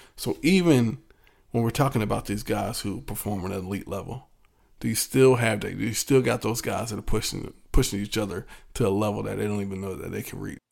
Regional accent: Virginia Beach, Virginia, United States; growing up in Virginia Beach

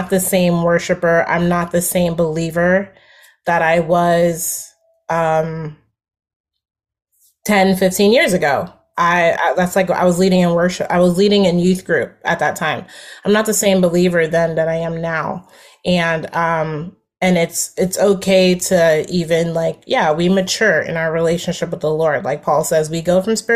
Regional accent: New Jersey, United States; I'm from New Jersey

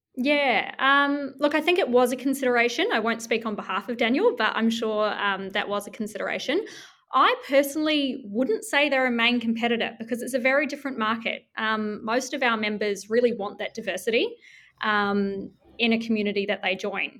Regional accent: New Zealand; now in Melbourne, Australia; I'm from New Zealand

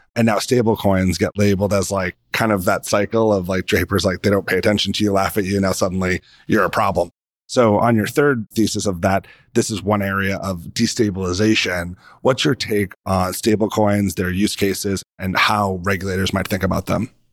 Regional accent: United States; as an American

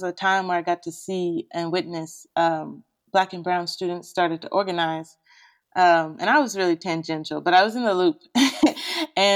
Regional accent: Nashville, Tennessee, United States; I'm someone who's born and raised in the South and predominantly grew up in Nashville and in the suburbs of Nashville as well.

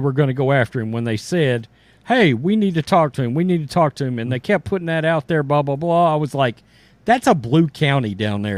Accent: Big Sandy, Texas, United States; growing up in Big Sandy

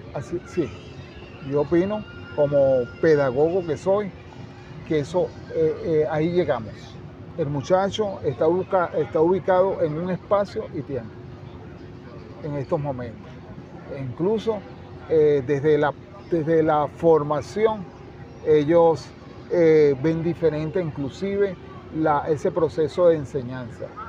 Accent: El Consejo, Aragua, Venezuela; Mi papá lo llevaron al hospital donde yo nací, Padre Lazo. Y eh, en un pueblo llamado El Consejo, del estado de Aragua

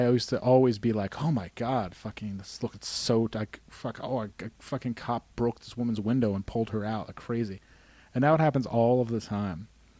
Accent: Glens Falls, New York, United States; accent: Glens Falls; I just came from Glens Falls, and I you just had witnessed my Glens Falls accent.

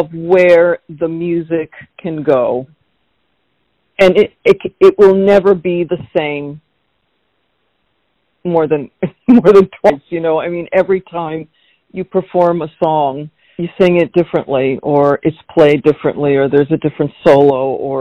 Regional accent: Rockland County, New York, United States; first language Slovak; English is a second language; also born or lived in Astoria, Queens, New York; I grew up in Rockland County, New York. This was after I'd lived in Astoria, Queens.

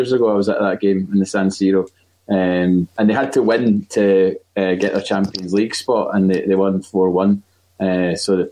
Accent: Glasgow, Scotland, United Kingdom; I am from Glasgow

